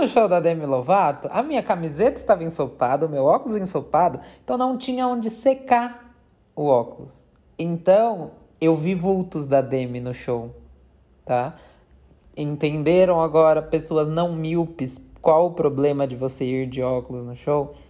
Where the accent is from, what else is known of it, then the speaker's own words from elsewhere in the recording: São Paulo, Brazil; accent: paulista; a moça tirou sarro do nosso sotaque paulista